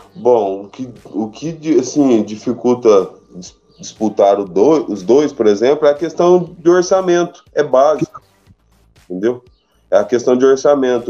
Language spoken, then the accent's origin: Portuguese; Guaranésia, Minas Gerais, Brazil; Sou natural daqui, minha família por parte de mãe também